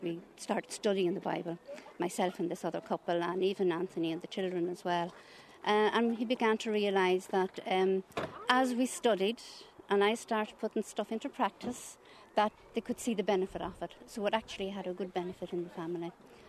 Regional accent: Belturbet, Ulster, Ireland; I am from Stag Hall, Belturbet.

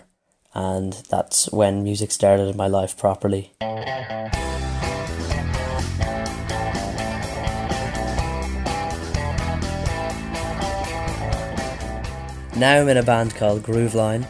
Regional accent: Leitrim, Ireland; I'm 16 and I'm from Leitrim

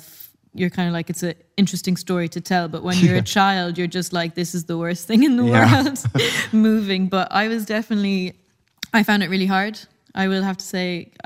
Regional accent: Tasmania, Australia; also born or lived in Saudi Arabia; There was loads of expats in Saudi at the time. And I don't know exactly how we managed to move to Tasmania, Australia, but we did when I was 8.

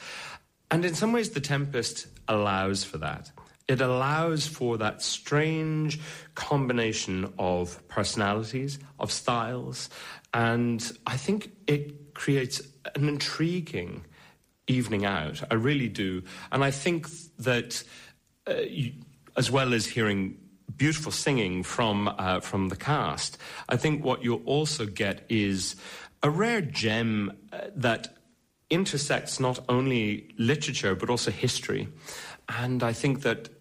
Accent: Connemara, Connacht, Ireland; I'm a baritone from Connemara

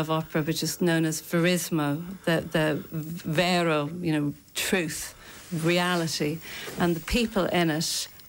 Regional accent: Leinster, Ireland; now in London, United Kingdom; I'm from County Kilkenny.

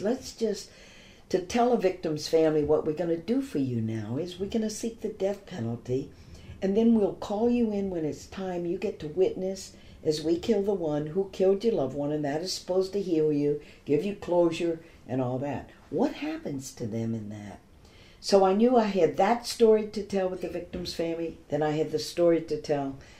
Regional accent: Baton Rouge, Louisiana, United States; growing up in Baton Rouge

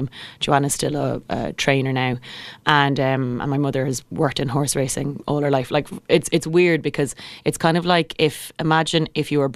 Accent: Kildare, County Kildare, Ireland; I grew up in just outside of Kildare town

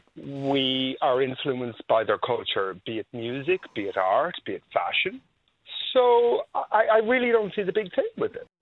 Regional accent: Ireland; we're Irish people

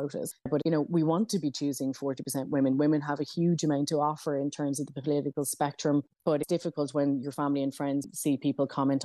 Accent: Dublin, County Dublin, Ireland; I grew up in South Dublin in a council estate

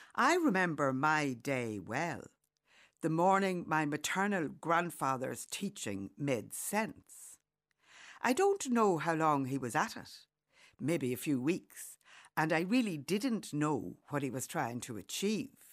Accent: County Monaghan, Ireland; Growing up in County Monaghan

